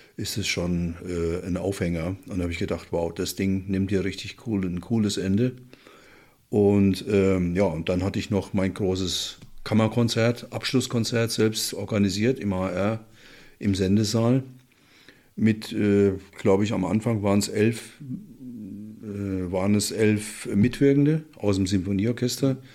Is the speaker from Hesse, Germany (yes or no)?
yes; Willingshausen, Hesse, Germany; moved away; also born or lived in Frankfurt am Main; Willingshausen, ist die Großgemeinde Zeller, heißt der Ort, wo ich herkomme